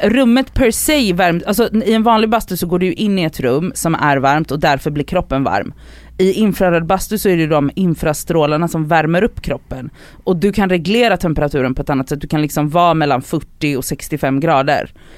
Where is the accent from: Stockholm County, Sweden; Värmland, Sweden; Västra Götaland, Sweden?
Västra Götaland, Sweden; Gothenburg; moved away; när jag är hemma i Göteborg